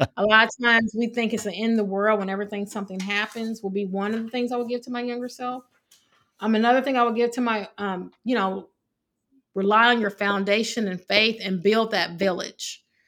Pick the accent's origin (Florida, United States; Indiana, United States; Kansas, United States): Indiana, United States; Evansville; moved away; I grew up in Evansville, Indiana